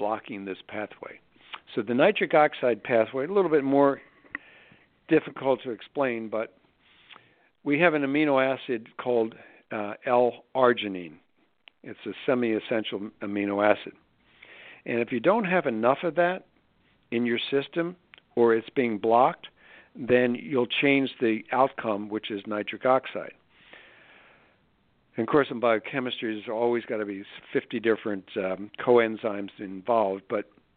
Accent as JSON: {"language": "English", "town": "Philadelphia", "region": "Pennsylvania", "country": "United States", "moved": "yes", "lives_now": "Scottsdale, United States", "said": "I'm from Philly"}